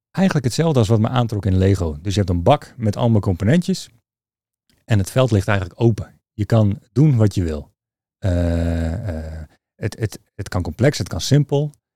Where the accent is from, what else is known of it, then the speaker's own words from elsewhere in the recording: Leeuwarden, Friesland, Netherlands; also born or lived in Utrecht / Maarssenbroek; om mijn vierde ben ik vrij snel naar Leeuwarden vertrokken. Dus mijn jeugd.